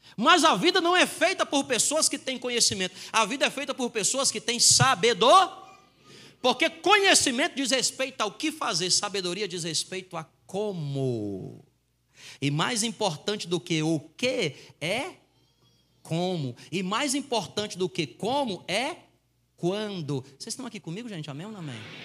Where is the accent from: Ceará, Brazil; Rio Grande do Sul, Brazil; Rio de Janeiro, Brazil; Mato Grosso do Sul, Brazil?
Ceará, Brazil; Fortaleza; eu nasci numa favela lá em Fortaleza e eu tinha os meus amigos que a gente jogava bola na infância.